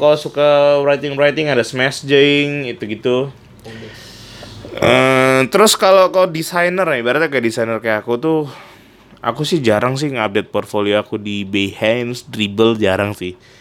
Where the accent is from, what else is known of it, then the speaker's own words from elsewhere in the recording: Pontianak, West Kalimantan, Indonesia; moved away as an adult; also born or lived in Bandung; now in Jakarta, Indonesia; Aku kan besarnya di Pontianak